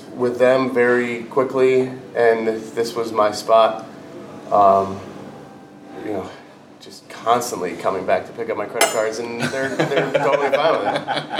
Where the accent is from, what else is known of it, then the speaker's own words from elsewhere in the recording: Chicago, Illinois, United States; also born or lived in New York; now in Los Angeles, United States; I grew up in Chicago and then lived in New York.